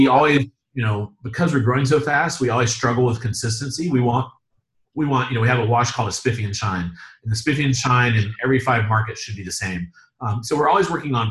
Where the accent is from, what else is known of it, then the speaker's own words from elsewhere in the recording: South Carolina, United States; now in North Carolina, United States; I'm from South Carolina